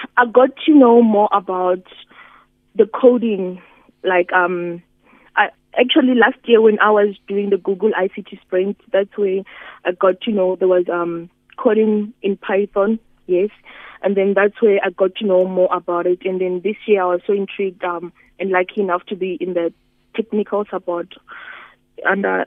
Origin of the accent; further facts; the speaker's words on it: Musina, Limpopo, South Africa; I come from Musina, which is a really technology disadvantaged area. Here we don't have certain townships where we don't have electricity